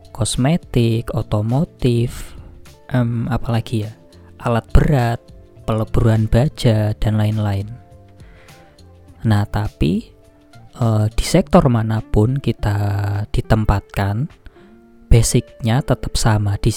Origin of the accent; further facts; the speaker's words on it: Grobogan, Central Java, Indonesia; moved away as an adult; now in Korea; saya aslinya dari Gerobogan. Jawa Tengah.